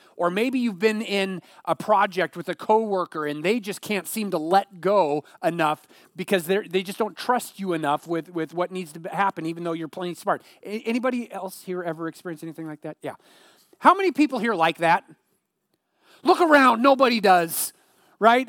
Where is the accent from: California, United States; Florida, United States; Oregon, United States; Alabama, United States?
Oregon, United States; Eugene; growing up in the Eugene area